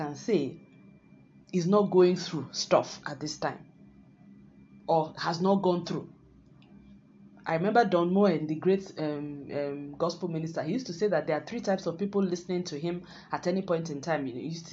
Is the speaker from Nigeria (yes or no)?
yes; Nigeria; my home country, Nigeria